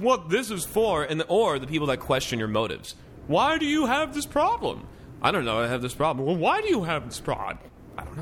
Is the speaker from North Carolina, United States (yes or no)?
no; Florida, United States; I'm from Florida